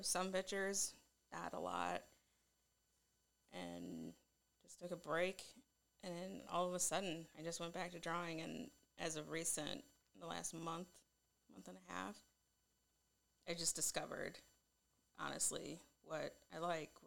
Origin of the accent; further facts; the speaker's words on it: Rochelle, Illinois, United States; moved away as an adult; Living back in my hometown in Illinois, it was completely different atmosphere